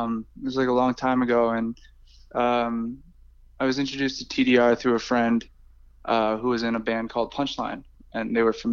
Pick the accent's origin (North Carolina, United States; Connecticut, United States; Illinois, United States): Connecticut, United States; Hartford; in Hartford, my hometown.